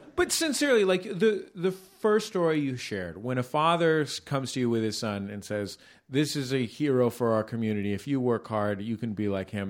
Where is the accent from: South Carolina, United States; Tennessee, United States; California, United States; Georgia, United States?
California, United States; San Francisco; now in Los Angeles, United States; I'm from San Francisco